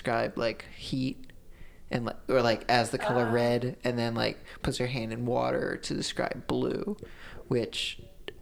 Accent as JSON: {"language": "English", "town": "Jacksonville", "region": "Florida", "country": "United States", "said": "I'm from Jacksonville, and I decided to stay here"}